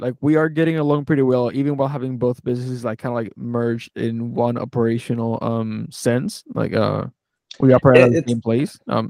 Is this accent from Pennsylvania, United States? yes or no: yes; Philadelphia, Pennsylvania, United States; we are both from Philadelphia.